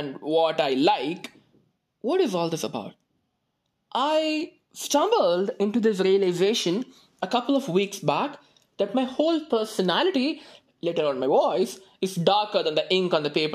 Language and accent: English; Madurai, Tamil Nadu, India; I hail from the Athens of the East